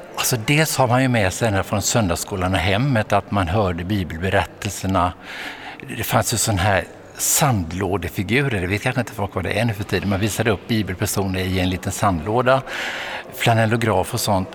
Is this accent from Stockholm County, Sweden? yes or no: no; Vetlanda, Jönköping County, Sweden; Jag växte upp i Småland, i Frikyrkosmåland i Vetlanda